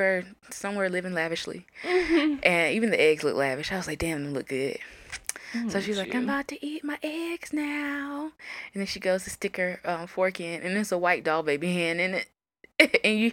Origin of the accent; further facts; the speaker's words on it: the South, United States; growing up in the South